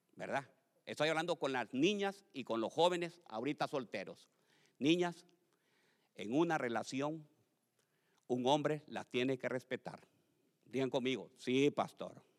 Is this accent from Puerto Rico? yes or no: no; Tegucigalpa, Francisco Morazán, Honduras; mi primera iglesia se llamaba la iglesia de la santidad, allá en Tegucigalpa, donde yo nací